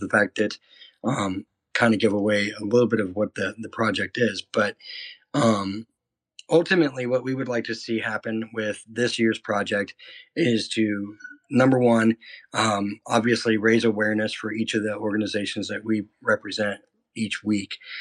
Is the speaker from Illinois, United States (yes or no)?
no; Iowa, United States; moved away as an adult; Originally, I'm from a small town in Iowa